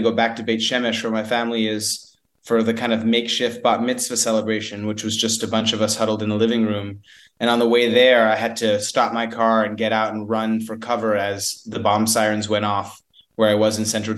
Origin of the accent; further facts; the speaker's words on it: United States; As an American